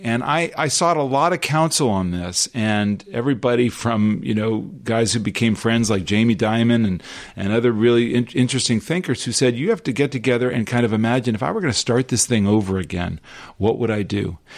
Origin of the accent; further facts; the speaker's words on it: Los Angeles, California, United States; we grew up in Los Angeles.